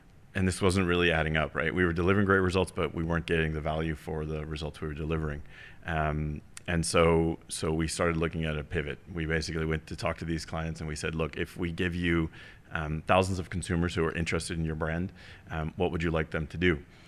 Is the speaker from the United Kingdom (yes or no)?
no; Germany; also born or lived in California; now in United States; So about me, I'm originally from Germany. I know it sounds doesn't sound that way, but so I'm half German, half American, born and raised in a small village in Germany, and then my parents immigrated to the U.S., and hence the heavy American accent, right?